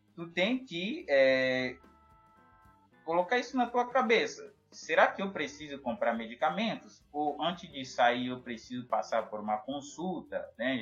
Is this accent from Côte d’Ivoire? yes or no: yes; Côte d’Ivoire; Portuguese is a second language; moved away as an adult; also born or lived in Rio de Janeiro, Brazil / São Paulo, Brazil; now in Ceará, Brazil; Não, não sou da África. Sou da Costa do Marfim